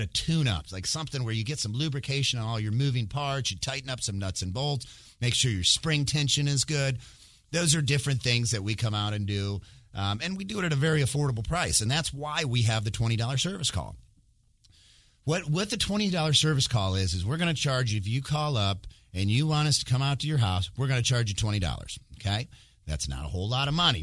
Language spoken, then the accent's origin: English; Michigan, United States; moved away; I actually went back to my home state where I'm from originally, which is Michigan